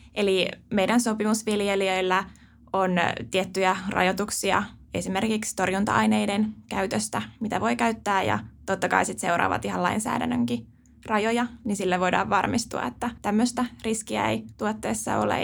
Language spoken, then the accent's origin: Finnish; Helsinki capital region, Uusimaa, Finland; mä oon tosiaan pääkaupunkiseudulta kotoisin